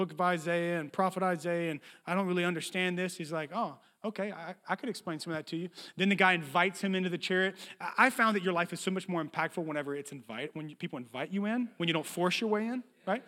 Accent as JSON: {"language": "English", "town": "Bogalusa", "region": "Louisiana", "country": "United States", "tie": "born or raised there", "said": "I was born in Bogalusa, Louisiana."}